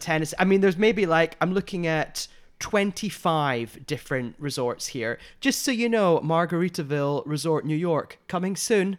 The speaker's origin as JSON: {"language": "English", "country": "United Kingdom", "moved": "yes", "lives_now": "Los Angeles, United States", "said": "two Brit L A gays"}